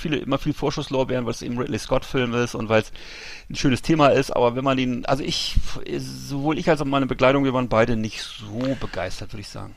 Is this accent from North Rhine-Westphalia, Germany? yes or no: no; Bremerhaven, Bremen, Germany; aus meiner Heimatstadt Bremerhaven